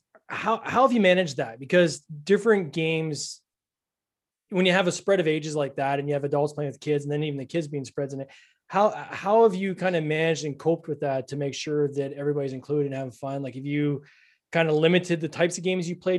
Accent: Canada; I'm Canadian. I got a weird accent.

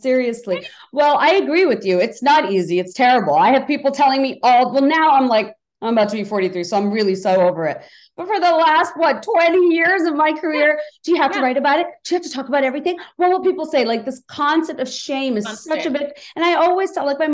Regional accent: Bangladesh; now in United States; I was born and raised in Bangladesh

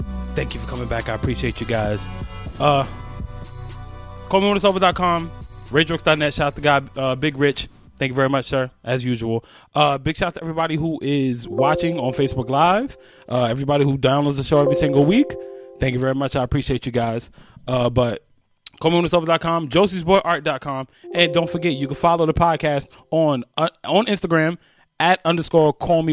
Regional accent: New York, United States; I'm from New York

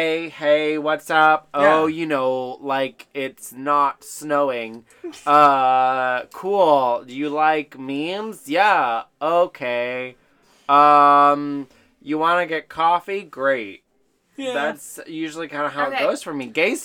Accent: New York, United States; Okay, I'm from New York and we say vouch. Well, I'm not from New York. I'm. I'm bred of New York.

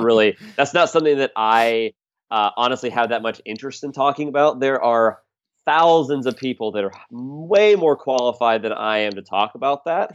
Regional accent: Charlotte, North Carolina, United States; moved away as an adult; now in Philadelphia, United States; I'm from outside of Charlotte area

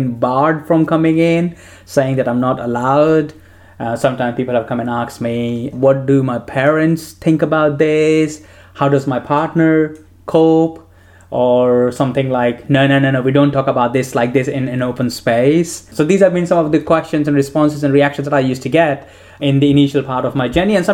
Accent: India; moved away; I grew up in India

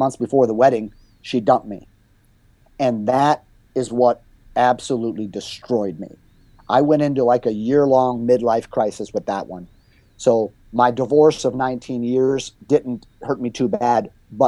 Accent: Chicago, Illinois, United States; moved away as an adult; also born or lived in Florida; my hometown of Chicago

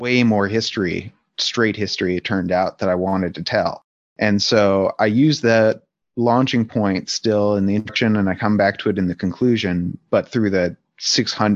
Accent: Palo Alto, California, United States; I grew up there from age 8 to 18

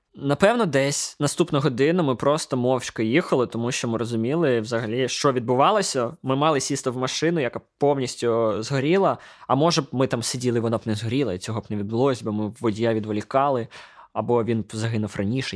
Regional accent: Ukraine; ми з України

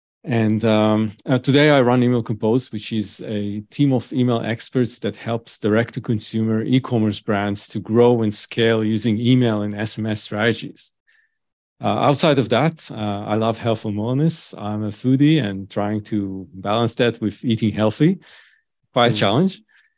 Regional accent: Tel Aviv, Tel Aviv District, Israel; moved away as an adult; Okay, so I grew up in Tel Aviv, Israel.

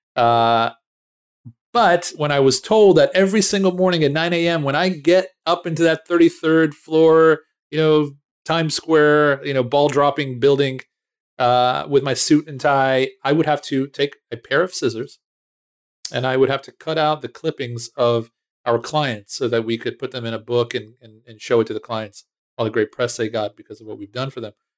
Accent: United States; moved away as an adult; now in Israel; I was born in Israel, um, but very early on, uh, moved with my family to, uh, the States. I grew up right outside of Washington, D C.

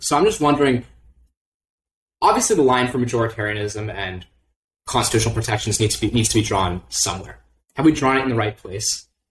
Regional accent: Canada; I'm from Canada

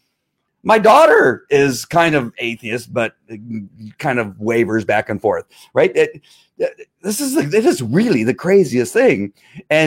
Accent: United States; As an American, as most of us in America

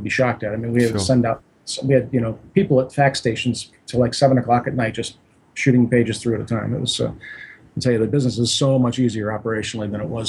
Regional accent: New Jersey, United States; You know, I'm from the East Coast. My wife and I are both from New Jersey, and you know, I grew up with a summer home right on the ocean, so I love water.

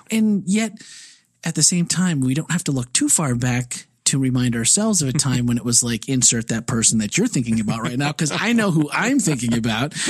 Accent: Midwest, United States; now in Florida, United States; I'm a Midwesterner

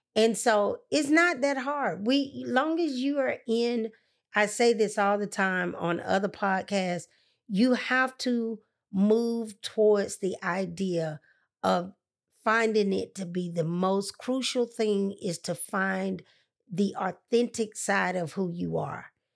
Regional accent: Atlanta, Georgia, United States; She said, Where are you from? I said, Atlanta

